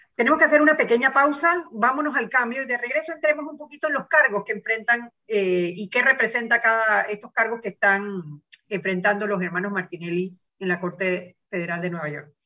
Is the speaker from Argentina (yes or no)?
no; Panama